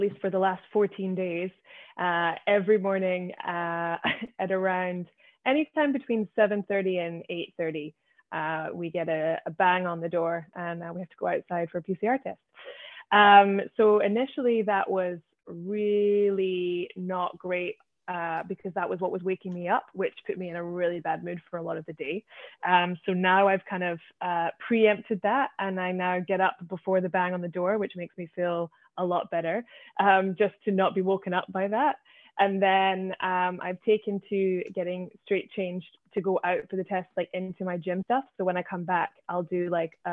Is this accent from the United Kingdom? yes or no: yes; Scotland, United Kingdom; moved away as an adult; now in Shanghai, China; I'm from Scotland.